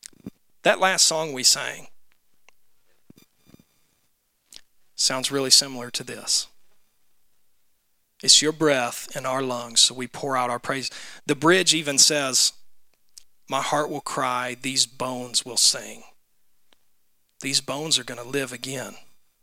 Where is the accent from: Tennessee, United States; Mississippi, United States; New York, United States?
Tennessee, United States; Memphis; when I was growing up in Memphis